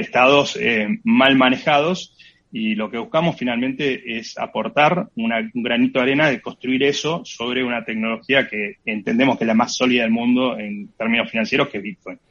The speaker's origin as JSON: {"language": "Spanish", "country": "Argentina"}